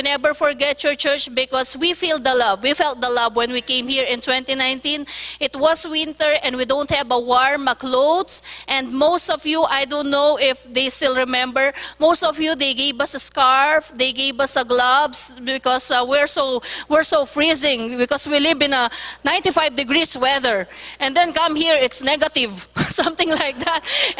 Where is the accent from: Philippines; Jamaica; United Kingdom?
Philippines; I was born in the Philippines